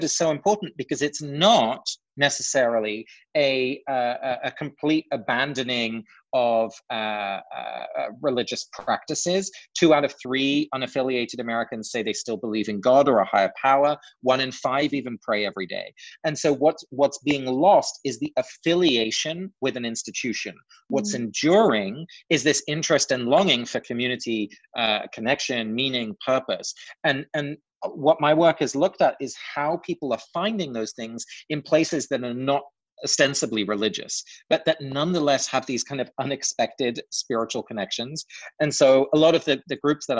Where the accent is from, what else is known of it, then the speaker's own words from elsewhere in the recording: England, United Kingdom; moved away; growing up in England, you know, the culture is just pretty different from the US